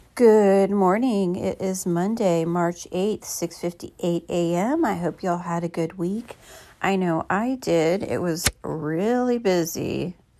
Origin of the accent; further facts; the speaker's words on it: Midwest, United States; moved away; I'm from the Midwest